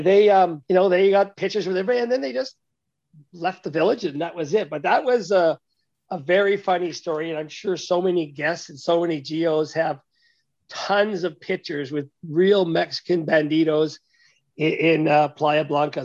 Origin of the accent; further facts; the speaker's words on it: Canada; as a Canadian